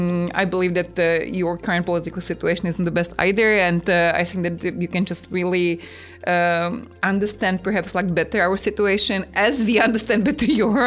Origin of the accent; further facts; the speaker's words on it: Moravia, Czechia; English is a second language; now in Prague, Czech Republic; I am from Moravia and we don't like that.